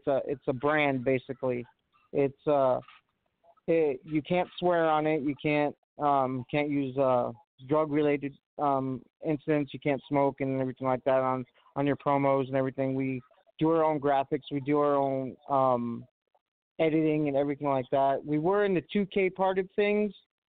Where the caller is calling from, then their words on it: Watertown, New York, United States; I'm from Watertown, New York. What's going on, guys?